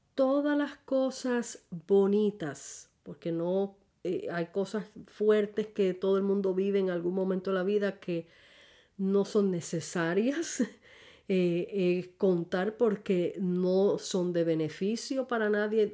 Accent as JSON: {"language": "Spanish", "town": "San Juan", "country": "Puerto Rico", "said": "soy puertorriqueña, casada con un colombiano barranquillero. Ya tenemos 40 años de matrimonio. El marzo 5 cumpliremos los 41. Eh, pues nacida en San Juan, Puerto Rico, este, mejor dicho, Santurce, Puerto Rico"}